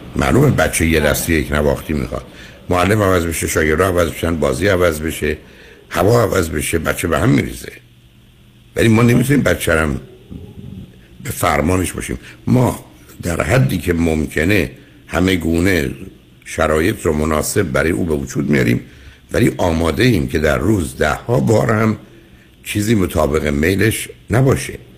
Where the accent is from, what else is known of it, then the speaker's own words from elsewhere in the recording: Iran; now in United States; از ایران اومدیم بیرون و اینجا درگیر یه جامعه من در امریکا